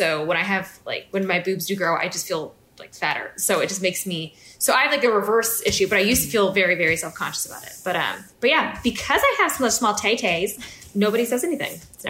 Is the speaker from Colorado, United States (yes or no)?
yes; Fort Collins, Colorado, United States; born or raised there